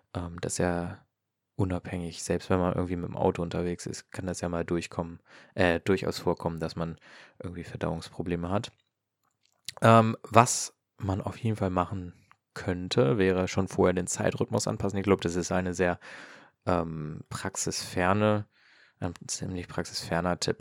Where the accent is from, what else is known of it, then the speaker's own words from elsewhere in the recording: Hanover, Lower Saxony, Germany; Ich komme jetzt ja ähm, aus äh, Norddeutschland, aus Hannover